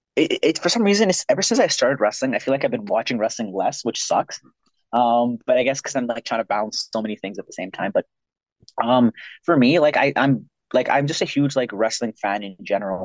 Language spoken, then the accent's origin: English; Ontario, Canada; now in Pacific Northwest / Western Canada; I'm originally from Ontario. That's where I was. That's where I was born